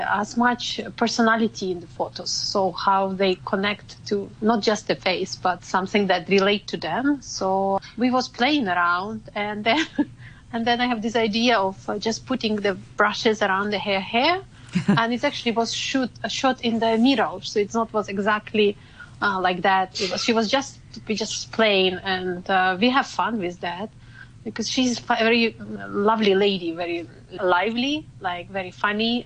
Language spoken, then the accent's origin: English; Ukraine; now in Hong Kong; I'm from Ukraine